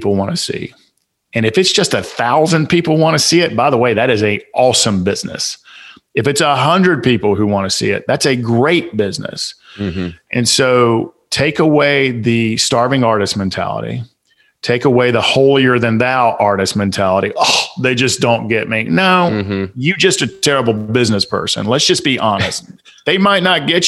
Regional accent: Atlanta, Georgia, United States; accent: Southern; I'm from Southside Atlanta

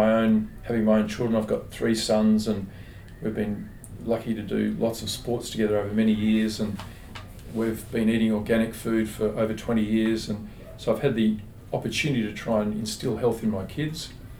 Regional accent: Perth, Western Australia, Australia; also born or lived in Melbourne; now in Sydney, Australia; And I was born in Melbourne, did high school in Perth, came to Sydney for uni. So I'm a bit of an Australian hybrid.

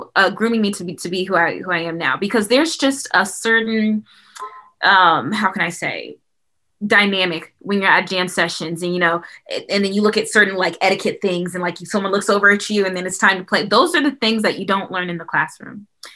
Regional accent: Huntsville, Alabama, United States; growing up in Huntsville was definitely a treat and a big part of who I am today

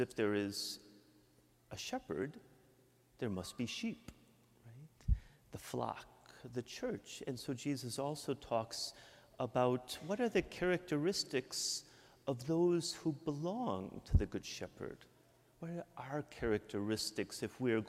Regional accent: Michigan, United States; accent: Midwestern; moved away as an adult; also born or lived in Mexico; now in Yonkers, United States; I'm from Michigan. I can't hide my Midwestern accent

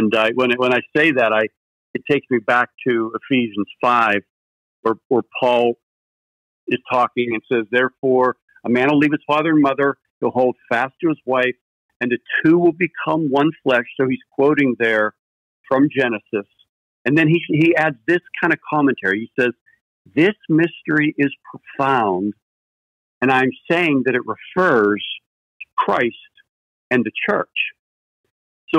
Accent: Pittsburgh, Pennsylvania, United States; growing up in Pittsburgh, there was this amusement park called Kennywood

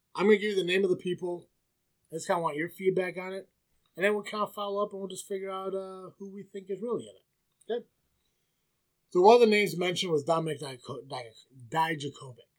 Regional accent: Illinois, United States; I'm from Illinois, but not that shitty Chicago part

